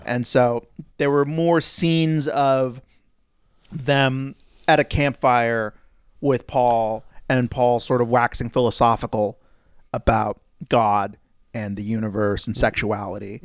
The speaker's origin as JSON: {"language": "English", "country": "United States", "said": "as an American"}